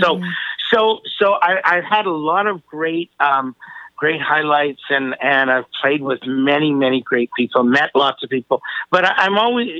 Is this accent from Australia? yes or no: no; Vancouver, British Columbia, Canada